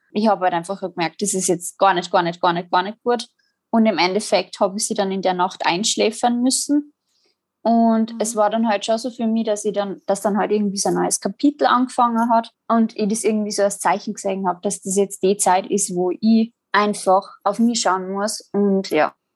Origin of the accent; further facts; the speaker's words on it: Salzburg, Austria; Ich komme äh, aus Salzburg